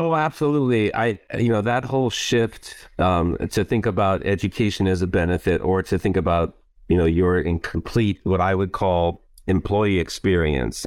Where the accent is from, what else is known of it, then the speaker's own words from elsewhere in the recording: Hawaii, United States; moved away; also born or lived in Warsaw, Poland; my family's been here for many generations, and of course, I'm part Hawaiian, so this is, I would say, this is where my heart is, and this is home, home